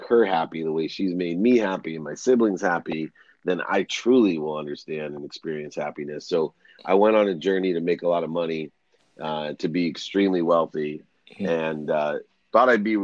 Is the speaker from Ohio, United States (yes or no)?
yes; Akron, Ohio, United States; at 5 years old, that's the most memorable time for me. It's when my father left and I was there with six kids and a single mom in a place called Akron, Ohio. I was actually born in the same hospital as LeBron James and Steph Curry